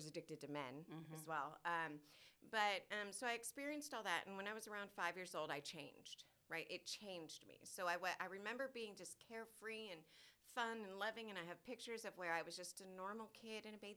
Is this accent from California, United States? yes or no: yes; Orange County, California, United States; born or raised there; moved away as an adult; now in Texas, United States